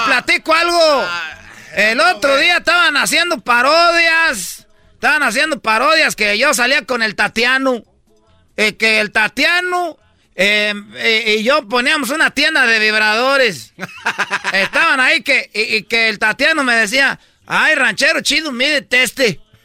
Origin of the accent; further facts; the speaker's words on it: Michoacán, Mexico; ya sabe dónde soy yo, de Michoacán, ¿eh? La raza de Michoacán, con calidad